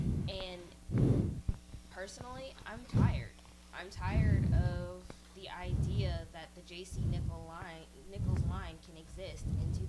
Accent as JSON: {"language": "English", "country": "Germany", "tie": "born or raised there", "moved": "yes", "said": "I grew up in Germany"}